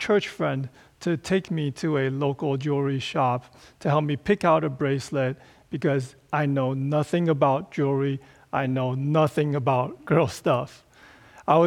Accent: Taipei, Taiwan; So Taipei, my hometown, it has 5.5 million people

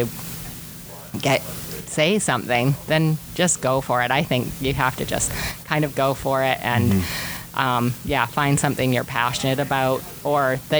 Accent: Rossland, British Columbia, Canada; also born or lived in Revelstoke; now in Castlegar, Canada; I live in Castlegar, but I'm really from Roslyn

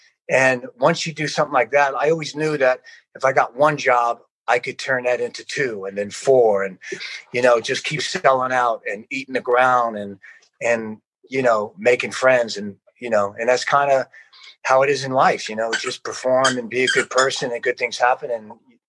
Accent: South Plainfield, New Jersey, United States; moved away as an adult; also born or lived in California; typical family in New Jersey, South Plainfield.

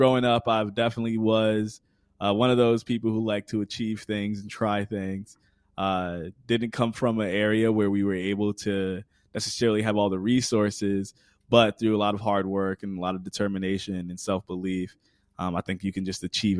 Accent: Connecticut, United States; I'm originally from Connecticut. I live in Connecticut now. I work at Quinnipiac University. Born and raised

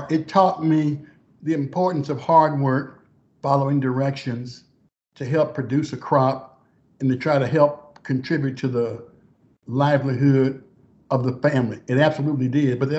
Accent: Texarkana, Arkansas, United States; moved away as an adult; was born in Texarkana, Arkansas, on a farm that my great grandfather bought for about nine dollars and ninety cents an acre, a 300, 300 acre farm. And uh, I grew up on that farm.

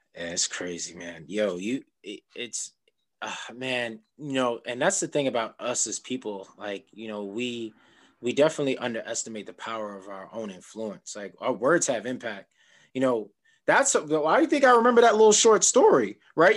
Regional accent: New York City, New York, United States; I'm from Queens

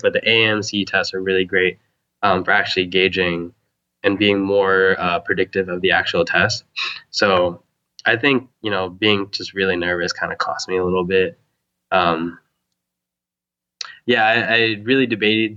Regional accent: Huntington Beach, California, United States; I'm from Huntington Beach, actually. Okay. Orange County

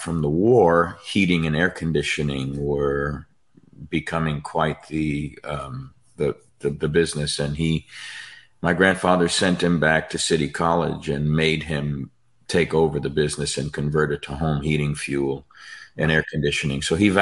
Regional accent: New York, United States; I'm a dysfunctional Italian born and raised in New York

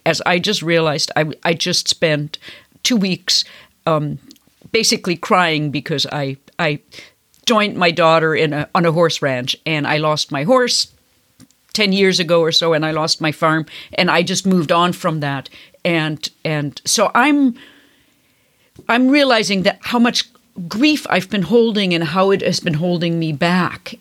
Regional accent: Bavaria, Germany; moved away; I come from Catholic Bavaria

